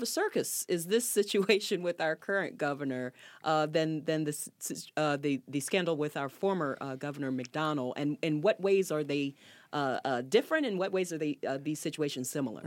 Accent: Hanover County, Virginia, United States; I'm from Hanover County

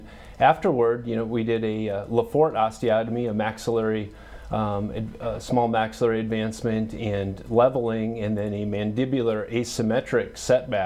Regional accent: Arlington, South Dakota, United States; also born or lived in Lincoln, Nebraska / Omaha, Nebraska; I grew up in Arlington, just 20 miles west of here

